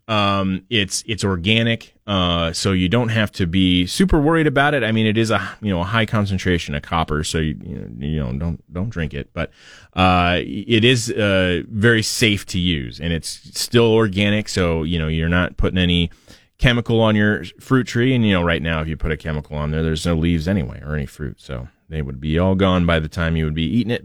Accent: Portland, United States; my parents had growing up in Portland

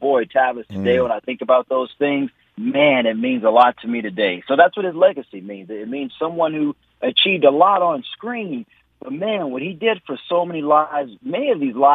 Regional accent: New Orleans, Louisiana, United States; when I was about 8 years old, growing up in New Orleans

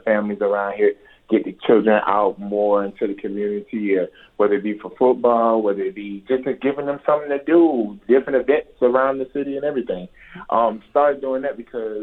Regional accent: Savannah, Georgia, United States; the area I grew up in was in down south in Savannah, Georgia

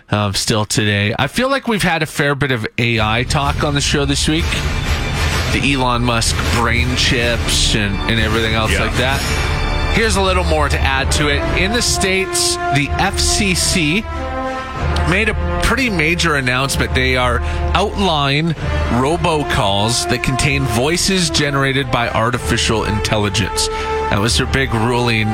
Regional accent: Saskatchewan, Canada; I'm from Saskatchewan

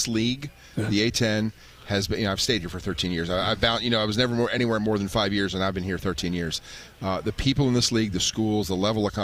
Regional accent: United States; also born or lived in Radford, Virginia; I grew up around the Washington area

